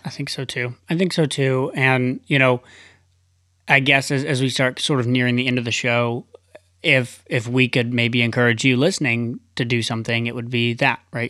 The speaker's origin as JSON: {"language": "English", "region": "Tennessee", "country": "United States", "tie": "born or raised there", "moved": "yes", "said": "one of my best friends growing up, Nathan, and, uh, and his wife moved out to L A and from Tennessee. And that was really the first person I knew from my hometown that went away"}